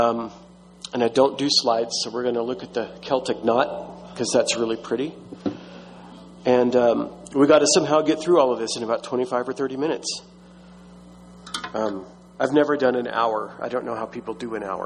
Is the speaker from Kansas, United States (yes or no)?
no; Texas, United States; I grew up in Baptist Texas